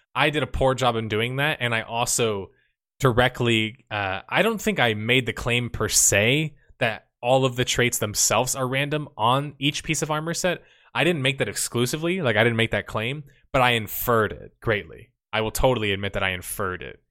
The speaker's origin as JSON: {"language": "English", "country": "United States", "said": "I'm American too"}